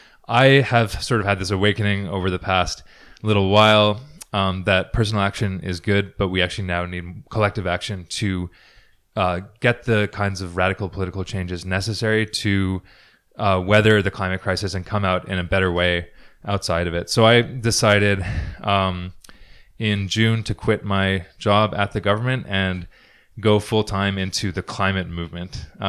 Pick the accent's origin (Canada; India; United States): Canada; Ontario; now in Edmonton, Canada; So I'm originally from Ontario. I grew up kind of moving around. My dad was a diplomat. But I moved here to Edmonton like 6.5 years ago.